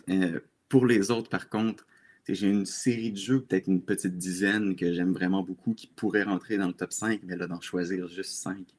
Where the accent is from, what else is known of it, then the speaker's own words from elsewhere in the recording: Laval, Quebec, Canada; moved away as an adult; now in Quebec City, Canada; je suis présentement à Québec, dans la capitale, mais je suis originaire de Laval, en banlieue de Montréal.